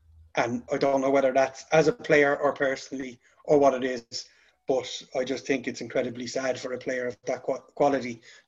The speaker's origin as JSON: {"language": "English", "country": "Ireland", "said": "Being an Irish man"}